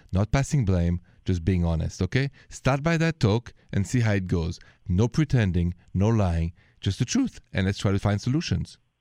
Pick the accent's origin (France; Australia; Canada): France; Paris, Île-de-France; accent: French; English is a second language; moved away; the accent is French. I'm from Paris, France